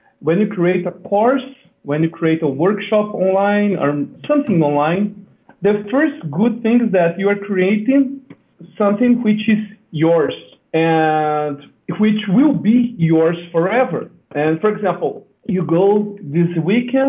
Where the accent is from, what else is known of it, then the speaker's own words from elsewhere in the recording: Brazil; I'm from Brazil